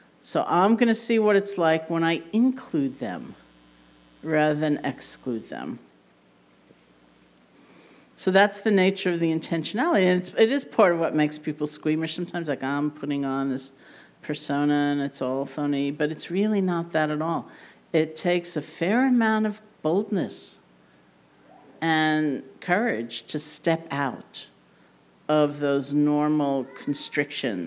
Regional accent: New York, United States; being a New Yorker

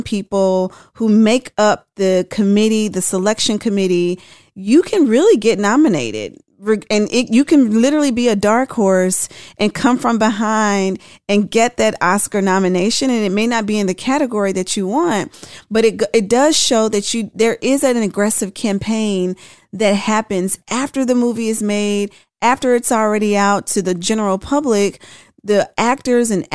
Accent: Memphis, Tennessee, United States; I'm from Memphis

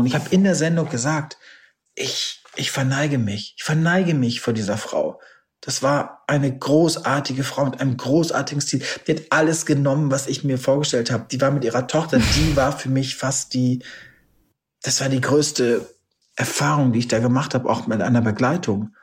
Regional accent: Warendorf, North Rhine-Westphalia, Germany; ich bin in meiner Heimatstadt so Ehrenbürger geworden auf diesem Marktplatz, was auch irgendwie ganz schräg war. Meine Mama in der Kutsche, bin ich dadurch Warendorf gefahren

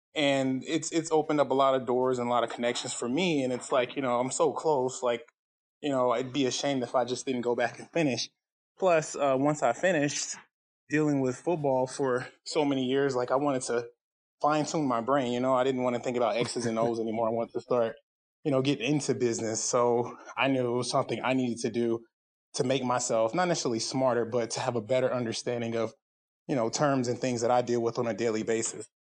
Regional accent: South Carolina, United States; I'm from South Carolina

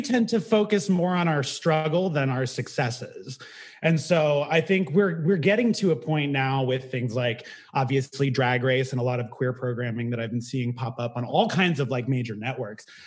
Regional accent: Bay Area, California, United States; moved away as an adult; now in New York City, United States; I grew up in the Bay Area

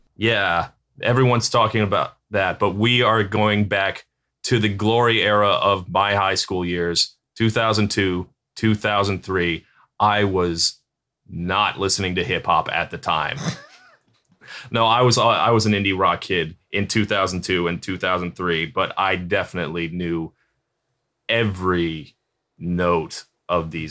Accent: Virginia Beach, Virginia, United States; I grew up in Virginia Beach

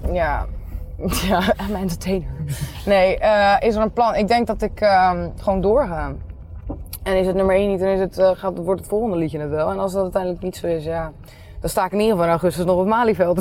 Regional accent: Nieuwerkerk, South Holland, Netherlands; Ik kom uit Nieuwekerk

